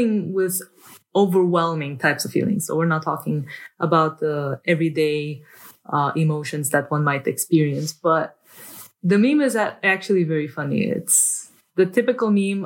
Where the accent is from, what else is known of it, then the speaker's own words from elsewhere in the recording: Romania; moved away; also born or lived in Western countries; I come from Romania. I have lived in Western countries